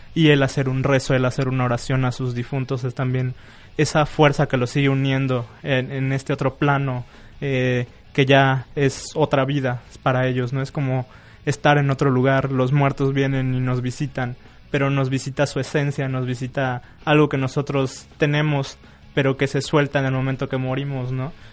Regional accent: Venustiano Carranza, Chiapas, Mexico; recorriendo el pueblo de Venustiano Carranza, del cual soy nativo

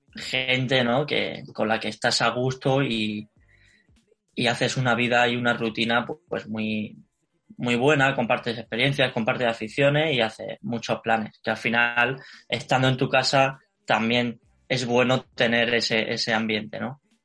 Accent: Alicante, Valencian Community, Spain; moved away as an adult; now in Madrid, Spain; yo soy de Alicante, ¿vale? Y a la hora de venir a Madrid, que ya hace tres años y medio

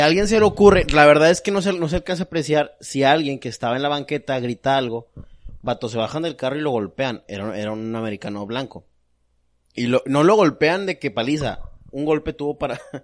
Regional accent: Mexico; Yo como mexicano

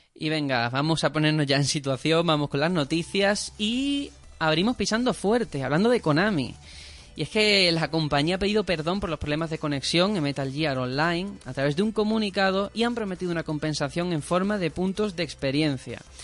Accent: Spain

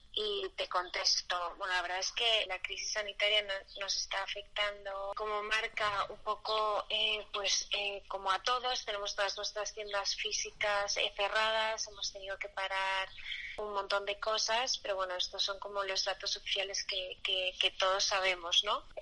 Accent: Madrid, Community of Madrid, Spain; como madrileña

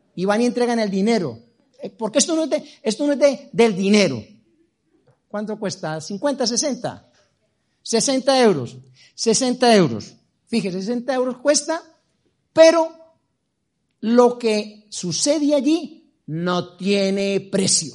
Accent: Medellín, Antioquia, Colombia; now in Madrid, Spain; Nací en Medellín

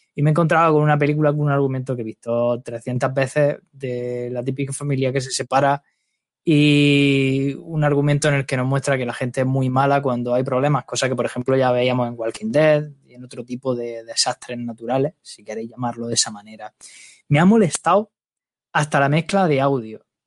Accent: Lorca, Region of Murcia, Spain; soy de Lorca, ya sabéis que aquí en Murcia

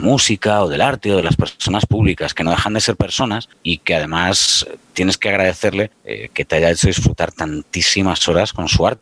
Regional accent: Pontevedra, Galicia, Spain; soy de Pontevedra

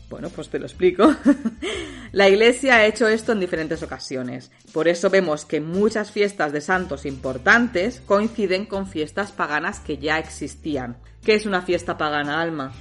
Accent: Catalonia, Spain; yo soy catalana, de, bueno, es que nací aquí, siempre he vivido aquí

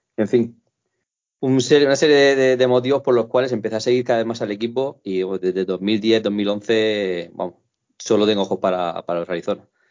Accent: southern Spain, Spain; soy de aquí de España

